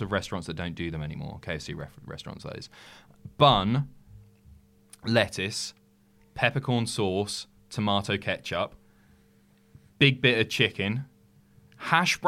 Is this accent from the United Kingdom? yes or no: yes; United Kingdom; I'm so British